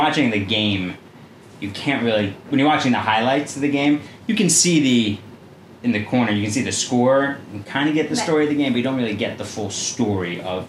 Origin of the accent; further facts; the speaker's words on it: Philadelphia, Pennsylvania, United States; growing up in Philadelphia